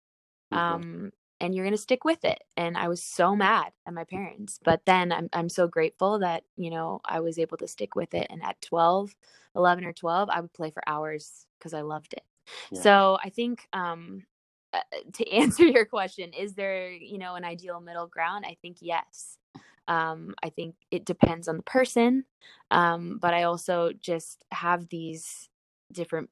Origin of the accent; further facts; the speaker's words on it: Orange County, California, United States; where I grew up in Orange County